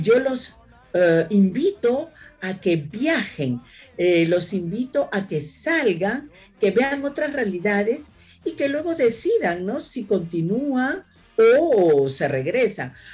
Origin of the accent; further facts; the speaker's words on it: Peru; now in France; soy peruana